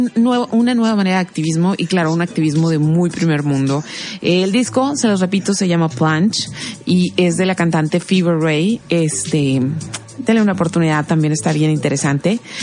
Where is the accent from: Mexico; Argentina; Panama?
Mexico; para nosotros los mexicanos